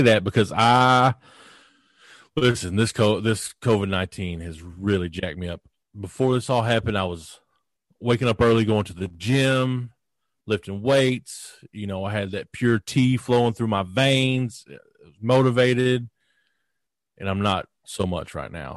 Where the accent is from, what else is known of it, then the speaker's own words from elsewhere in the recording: Kentucky, United States; I'm a kid from Kentucky